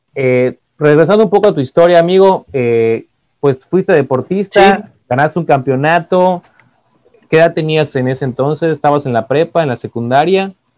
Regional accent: Yucatán, Mexico

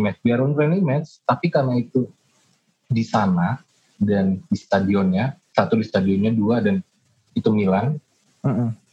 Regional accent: Pekanbaru, Riau, Indonesia; moved away; kampung gua ya, di Pekanbaru

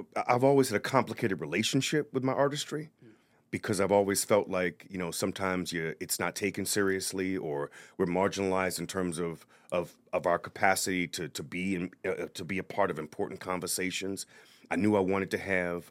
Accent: New Orleans, Louisiana, United States; moved away as an adult; also born or lived in Notre Dame, Indiana; now in Providence, United States; i am from New Orleans originally, yeah. born and raised

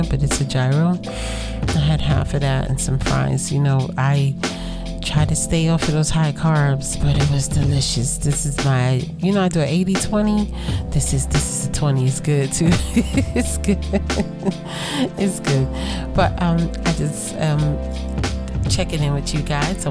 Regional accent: New York City, New York, United States; I am from Brooklyn

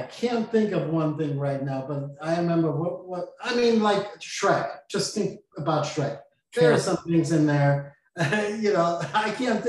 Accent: Austria; also born or lived in Portland, Oregon; now in Florida, United States; I'm from Austria

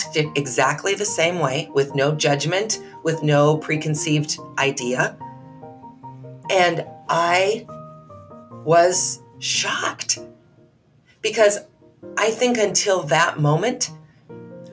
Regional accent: United States; I'm an American

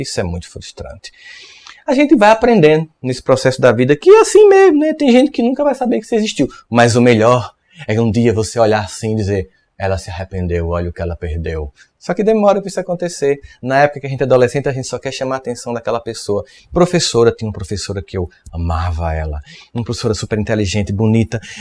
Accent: Northeast Region, Brazil; eu sou nordestino e aqui no Nordeste

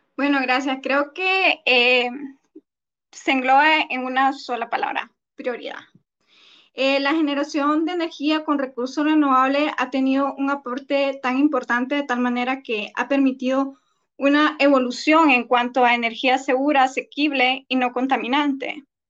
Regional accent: Honduras; nosotros acá en Honduras

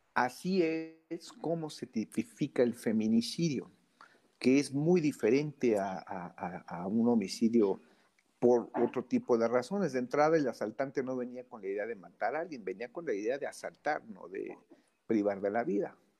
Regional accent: Mexico City, Mexico; soy de la Ciudad de México

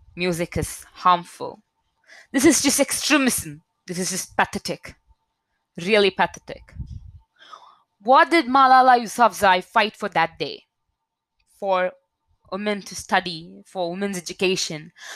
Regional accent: India; I'm an Indian citizen

